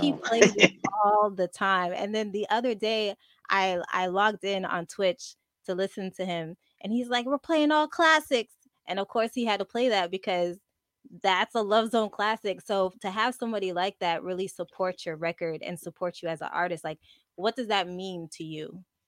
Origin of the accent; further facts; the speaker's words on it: Montreal, Quebec, Canada; I'm from I'm from Montreal.